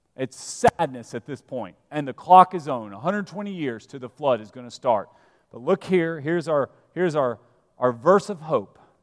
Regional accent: Vestavia Hills, Alabama, United States; moved away; I'm from Alabama. I'm from a little town called Vestavia Hills

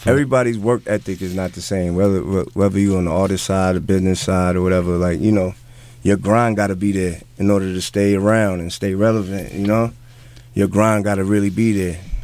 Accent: New York City, New York, United States; also born or lived in Hempstead, Long Island; I grew up on Jamaica Ave all my life, and you know Hempstead and just the whole Queen, that whole Queens area, Jamaica

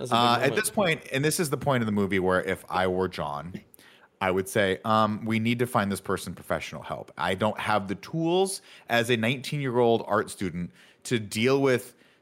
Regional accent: South London, London, United Kingdom; I'm from South London.

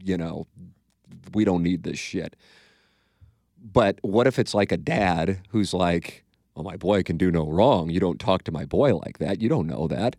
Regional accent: St. Louis, Missouri, United States; Working in my hometown and with the T V and the radio money

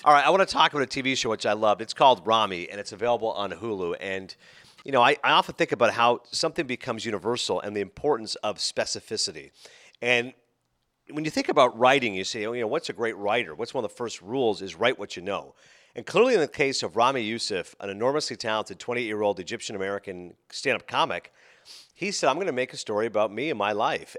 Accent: Toronto, Ontario, Canada; moved away; being a Torontonian

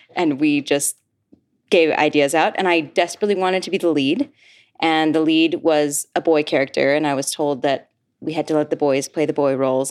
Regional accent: Ogden, Utah, United States; moved away; also born or lived in Michigan; I grew up in Ogden, Utah

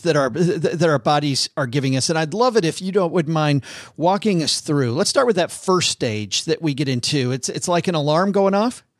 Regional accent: Detroit, Michigan, United States; I'm from Detroit

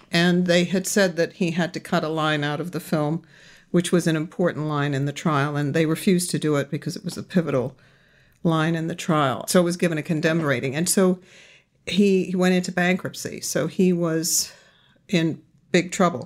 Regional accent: London, United Kingdom; also born or lived in Los Angeles; I was born here in, in Los Angeles, but raised in London

